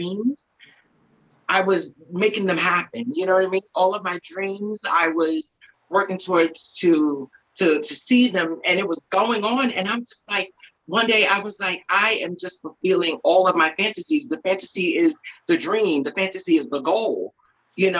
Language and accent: English; Eastern Long Island, New York, United States; also born or lived in Bronx, New York; I'm from Eastern Long Island.